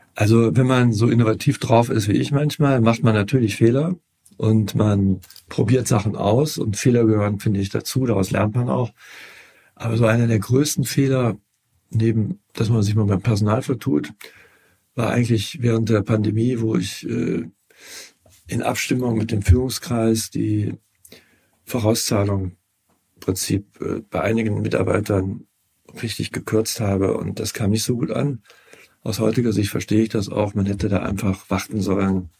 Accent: Cologne, North Rhine-Westphalia, Germany; ich bin Kölner, lebe seit meiner Geburt in Köln

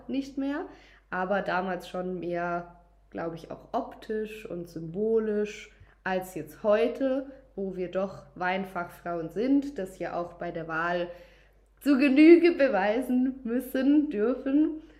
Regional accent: Durbach, Baden-Württemberg, Germany; wir haben aus jedem Anbaugebiet 100 Liter Riesling nach Durbach in meine Heimat gebracht

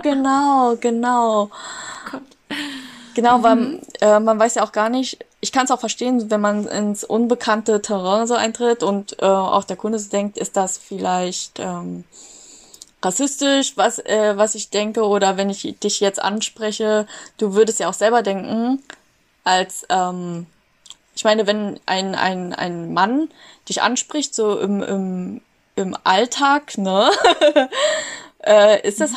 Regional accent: Germany; Bin aber hier in Deutschland aufgewachsen

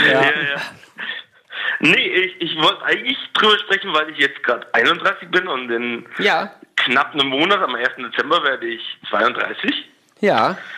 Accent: Tyrol, Austria; Ich komme aus Tirol.

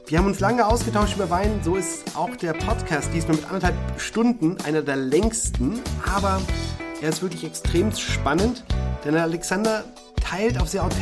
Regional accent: Berlin, Germany; ich komme komm aus Berlin

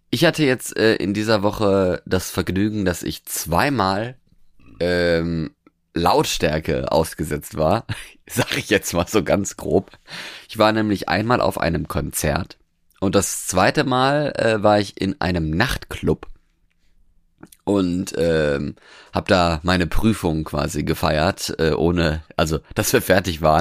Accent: Norway; ich bin ja jetzt in Norwegen quasi aufgewachsen

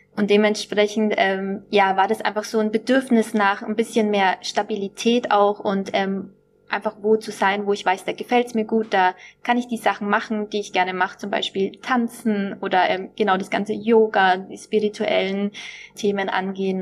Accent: Nuremberg, Bavaria, Germany; moved away as an adult; also born or lived in Düsseldorf; ich komme ursprünglich aus Nürnberg, aus dem schönen Frankenland.

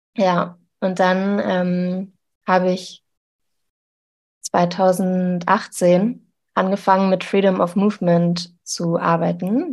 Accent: Zeven, Lower Saxony, Germany; in einer Kleinstadt, wo ich aufgewachsen bin, in Zeven

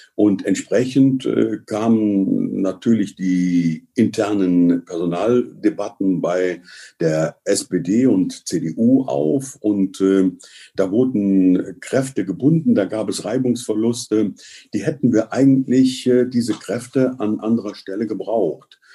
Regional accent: Cologne, North Rhine-Westphalia, Germany; uns als Kölner

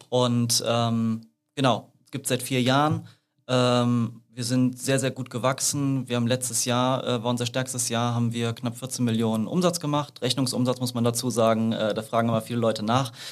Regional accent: Königswinter, North Rhine-Westphalia, Germany; Aber ich bin aus der Ecke, ne? Ja, also, schön dich. Königswinter

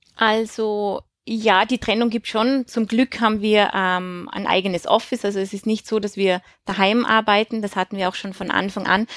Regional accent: Tyrol, Austria; moved away; also born or lived in Switzerland / Germany; ich bin in Tirol aufgewachsen

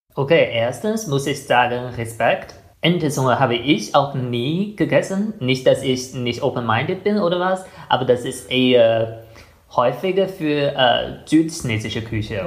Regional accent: China; German is a second language; now in Germany

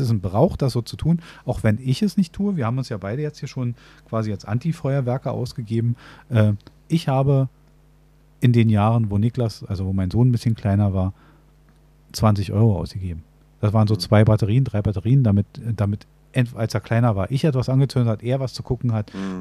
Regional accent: Berlin, Germany; wir leben in einer Großstadt, also wir als Berliner

